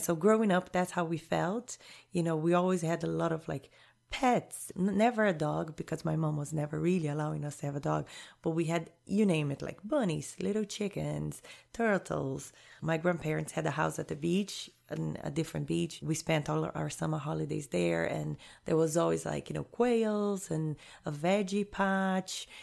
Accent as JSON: {"language": "English", "region": "Rio de Janeiro", "country": "Brazil", "tie": "born or raised there", "also_born_or_lived": "Jamaica / Honduras / Panama", "moved": "as an adult", "said": "I was born and raised in Rio, in Brazil."}